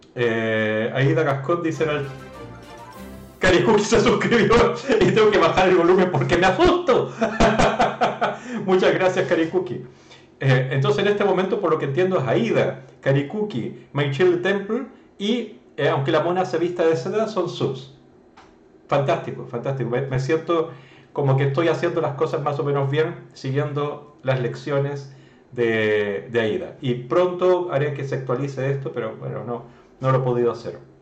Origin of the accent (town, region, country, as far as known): Chile